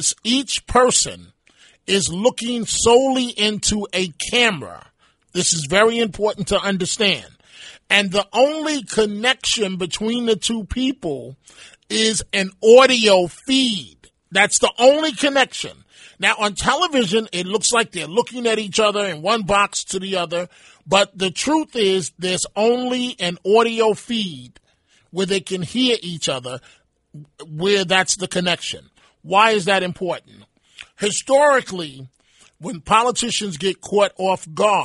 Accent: New York City, New York, United States; Bernie and I grew up in the Bronx

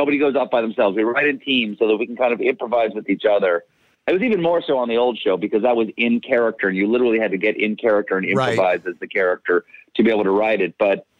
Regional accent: South Carolina, United States; The street I grew up in South Carolina was on a little pond that had alligators in it.

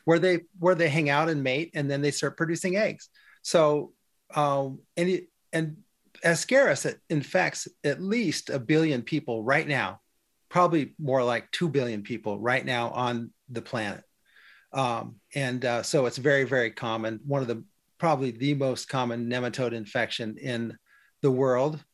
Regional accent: Western Oregon, United States; when I was a kid growing up in Western Oregon, we had a farm

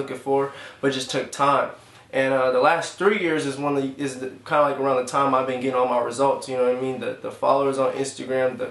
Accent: Elk Grove, California, United States; also born or lived in Sacramento; I'm from Sacramento. Grew up in the Elk Grove area

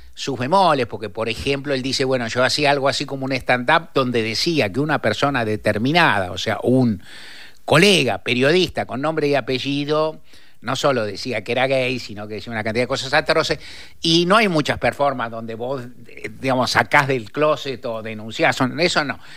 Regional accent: Buenos Aires, Argentina; en esta ciudad bendita donde yo nací, vivo y adoro

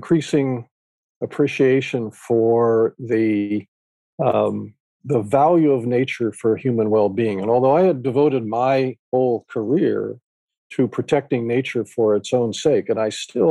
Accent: Northern California, United States; I grew up in California. And because of my parents' interests and living in Northern California

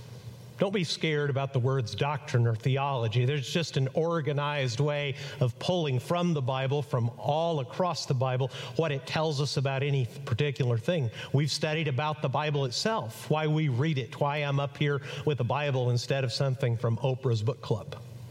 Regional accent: Chihuahua, Mexico; now in United States; I grew up in Mexico. I was born on this side of the border, an American citizen, but raised in on the other side of the border, 240 miles south of El Paso in Chihuahua, Mexico.

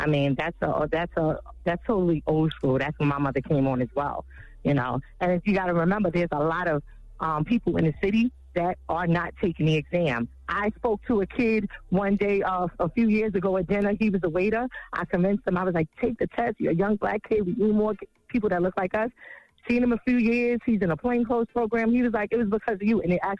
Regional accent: New York City, New York, United States; Well, first of all, I grew up in Canarsie and Brownsville. So in growing up in those areas and working in those areas

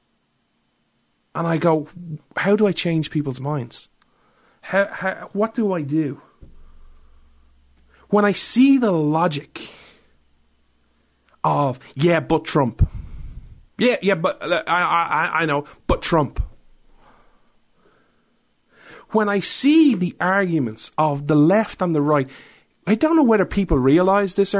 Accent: Ireland; I'm an Irishman

